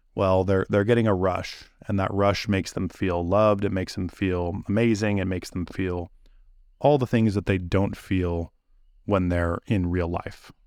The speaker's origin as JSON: {"language": "English", "town": "Santa Cruz", "region": "California", "country": "United States", "said": "I'm from the Bay Area in Santa Cruz, uh, California"}